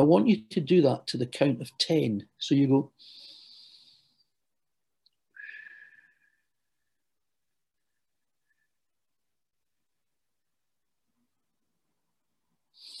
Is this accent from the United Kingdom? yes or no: yes; Glasgow, Scotland, United Kingdom; now in London, United Kingdom; I know you can tell from my accent, although I work in London, I hail from Glasgow